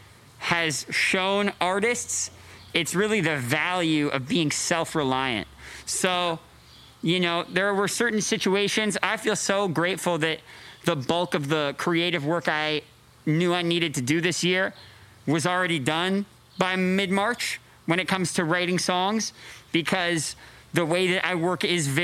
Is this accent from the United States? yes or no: no; Canada; moved away; I grew up in Canada